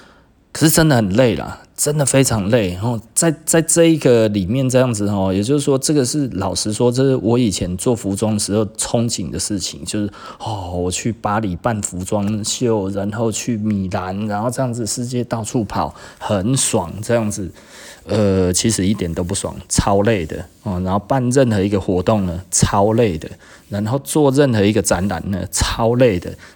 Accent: Singapore; 我们新加坡哦。人均比日本还高啊

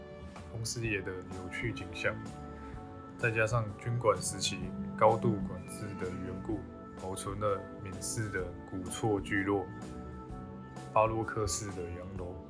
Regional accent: Kinmen County, Taiwan; 今天我要向各位介绍我的家乡金门。

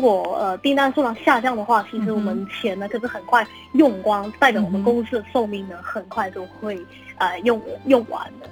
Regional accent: Hong Kong; 利用了我们香港人的现金

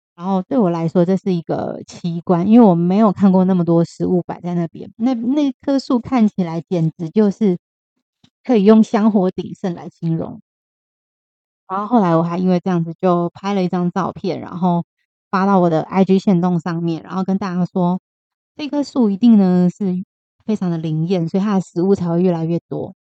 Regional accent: Taiwan; 我们台湾人

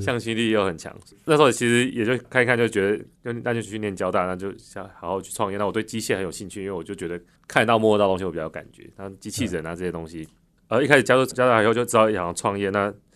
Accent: Taichung, Taiwan; moved away as an adult; 我是台中人，所以台中很热嘛

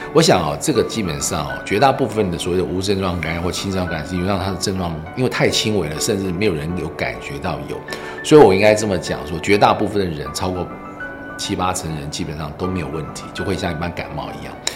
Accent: Taiwan; 我们台湾人

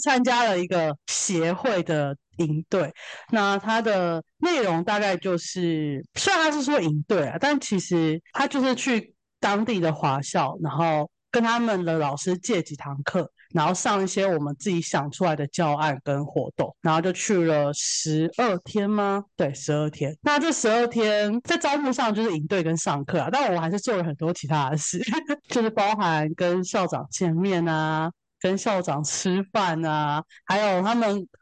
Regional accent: Taiwan; 我们台湾人会关注那里

